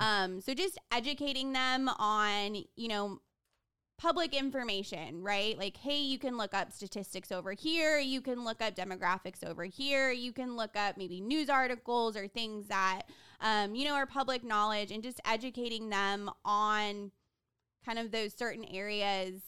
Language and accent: English; Houston, Texas, United States; from Houston, Texas